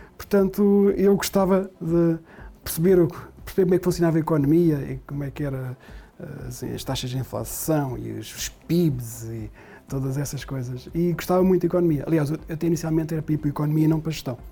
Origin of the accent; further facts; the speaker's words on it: Portugal; moved away; a terra onde eu nasci